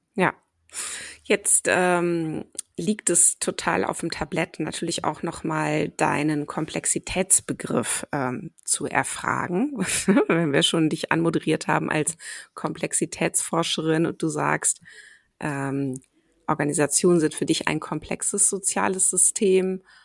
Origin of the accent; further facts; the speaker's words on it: Cologne, North Rhine-Westphalia, Germany; also born or lived in Ruhr area; wobei ich in Köln dann groß geworden bin